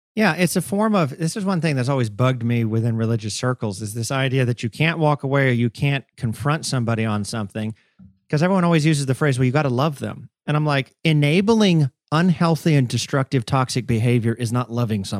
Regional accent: the South, United States; I grew up in the South

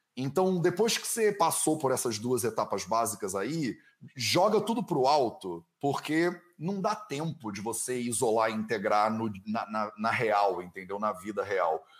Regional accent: Brazil; moved away as an adult; eu saí do Brasil há oito anos

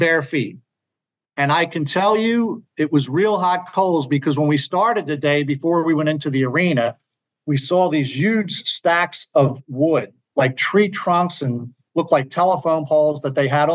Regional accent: Philadelphia, Pennsylvania, United States; I'm from Philly

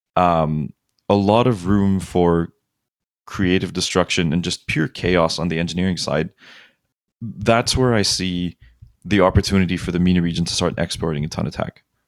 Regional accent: Kuwait; now in Los Angeles, United States; growing up in Kuwait

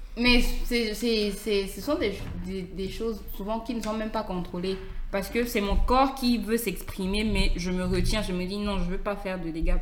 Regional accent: Cameroon; je suis camerounaise.

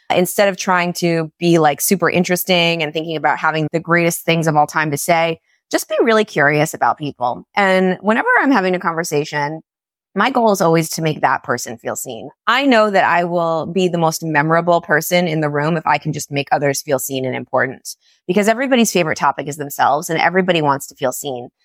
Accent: New York, United States; moved away as an adult; now in Florida, United States; I was so tied to me being a New Yorker, being part of my identity

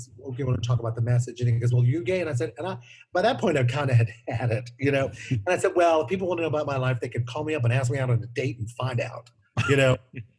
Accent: New Orleans, Louisiana, United States; I'm working on a piece that I wrote called Dear Mr. Williams about growing up in New Orleans and my story

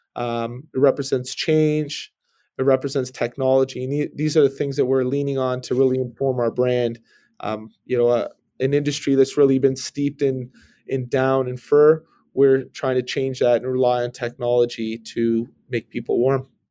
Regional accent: Brampton, Ontario, Canada; I just grew up in, uh, suburban Bramley, Ontario

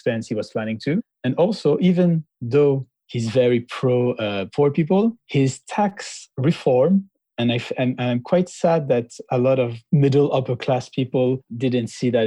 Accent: France; also born or lived in Lebanon; I'm originally from Lebanon, and I grew up mainly in France since I was 6 years old.

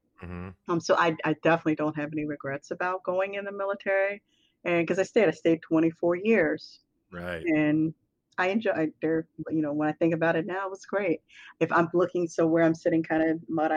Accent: Philadelphia, Pennsylvania, United States; moved away as an adult; I grew up in Philly

